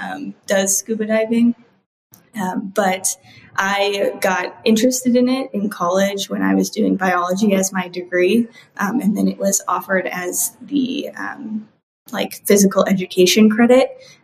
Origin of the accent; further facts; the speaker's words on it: Midwest, United States; also born or lived in Indiana / Iowa / Minnesota; now in Florida, United States; I'm from the Midwest. Okay. I have spent time in a lot of different areas of the Midwest. So I've been in Indiana, I've been in Iowa, I've been in Minnesota, and now I'm in Florida.